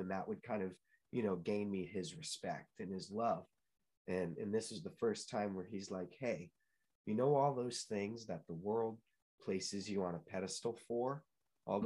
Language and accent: English; New Hampshire, United States; also born or lived in Chicago, Illinois; I grew up in New England. Uh, I'm a New England native. I was born in Chicago, um, but got swiftly pulled up and moved to New Hampshire